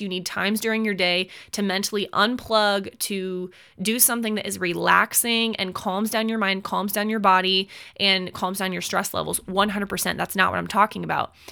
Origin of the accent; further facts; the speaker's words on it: United States; as an American citizen